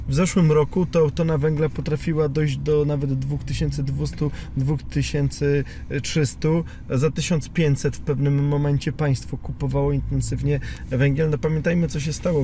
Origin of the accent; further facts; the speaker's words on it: Piekary Śląskie, Silesian Voivodeship, Poland; jako Ślązak i syn górnika z piekar śląskich